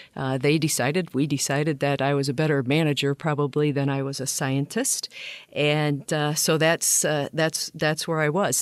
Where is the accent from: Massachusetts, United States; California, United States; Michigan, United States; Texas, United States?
Michigan, United States; Flint; I grew up in Flint, Michigan